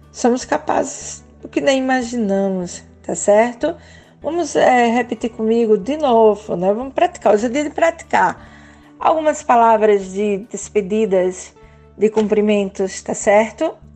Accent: Brazil; also born or lived in São Miguel dos Campos, Alagoas; Eu sou do Brasil.

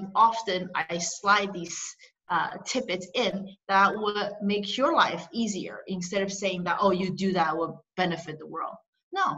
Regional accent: Shanghai, China; moved away; I was born in China, in Shanghai.

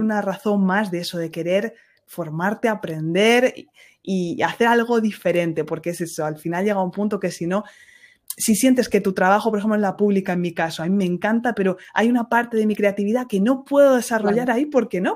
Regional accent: Ciudad Real, Castilla-La Mancha, Spain; now in France; allí en Ciudad Real, de donde yo soy

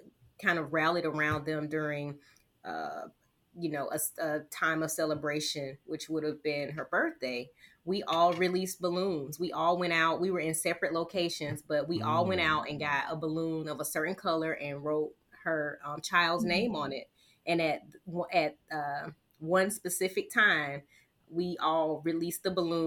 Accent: the South, United States; I'm from the South

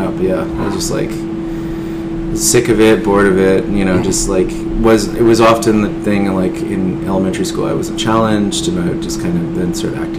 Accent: United States; part of that was influenced by my growing up on the Navajo Nation. We had still have thousands of abandoned uranium mines from the Cold War.

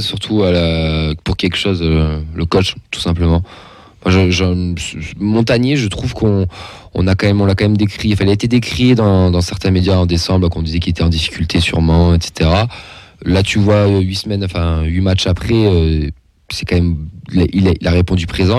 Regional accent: Auvergne-Rhône-Alpes, France; en tant qu'Auvergnat

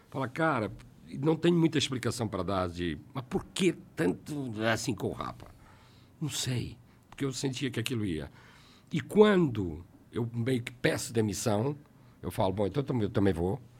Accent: Portugal; Ah, eu saí da Warner porque me convidaram para voltar para Portugal para a EMI.

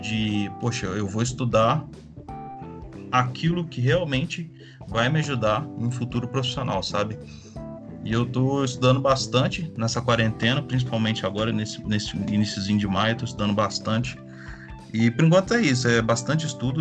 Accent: Juiz de Fora, Minas Gerais, Brazil; sou de Juiz de Fora, Minas Gerais.

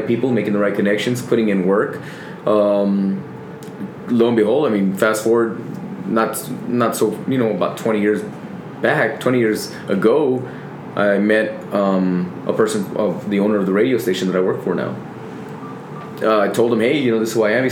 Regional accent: El Paso, Texas, United States; Been born and raised here from the Lower Valley. I grew up literally in the Lower Valley

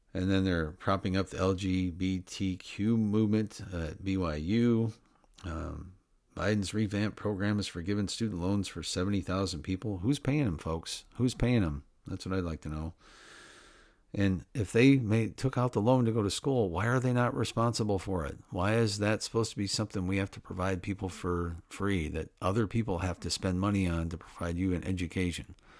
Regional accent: Midwest, United States; I grew up in the Middle West, like I said, of the United States

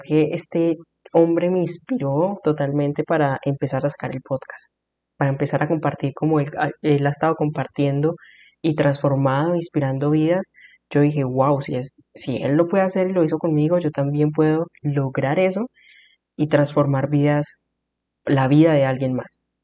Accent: Colombia; soy de Colombia

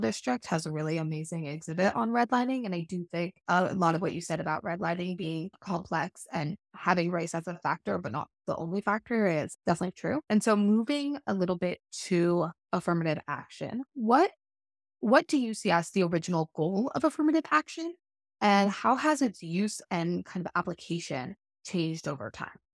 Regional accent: Seattle, Washington, United States; growing up in Seattle

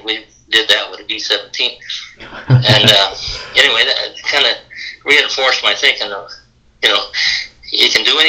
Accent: Miles City, Montana, United States; moved away; I was raised in Miles City, Montana, and it was a great place to get raised because there was a lot of history there

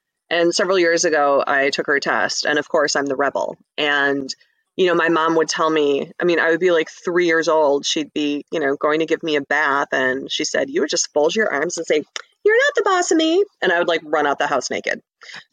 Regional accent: Ferndale, Michigan, United States; now in Clawson, United States; I grew up in Ferndale. I live in Clawson now

